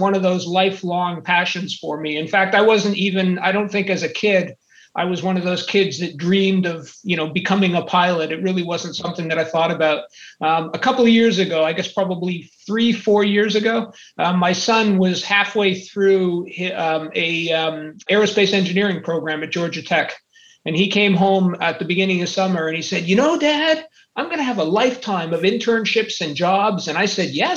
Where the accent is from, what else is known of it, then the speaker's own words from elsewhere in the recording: Montreal, Quebec, Canada; moved away; I'm originally from Montreal, Canada.